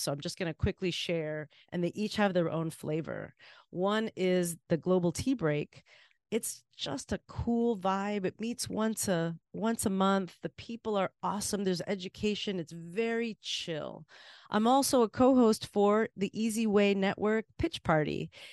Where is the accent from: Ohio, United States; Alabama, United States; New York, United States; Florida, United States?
Florida, United States; Miami; now in Boston, United States; being in Miami and being in a place that was like home